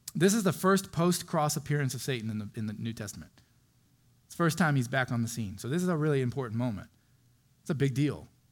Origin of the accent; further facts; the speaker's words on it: Florida, United States; moved away; I grew up in Florida on the beach